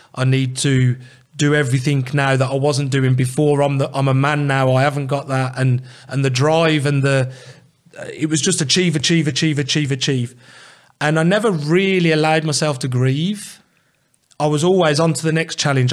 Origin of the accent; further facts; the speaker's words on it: England, United Kingdom; as English people